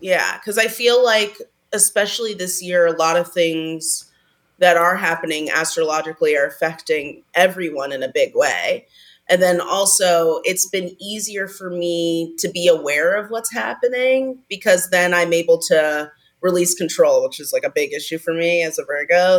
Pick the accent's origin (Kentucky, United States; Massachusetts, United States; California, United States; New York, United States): California, United States; Pasadena; I grew up in Pasadena